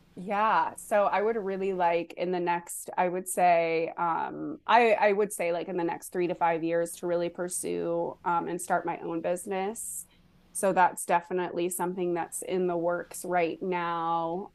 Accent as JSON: {"language": "English", "town": "Boulder", "region": "Colorado", "country": "United States", "tie": "born or raised there", "moved": "as an adult", "lives_now": "Austin, United States", "said": "I was in Colorado, which I wasn't born in, but I was raised in from the time that I was like three. So I grew up in Boulder, Colorado."}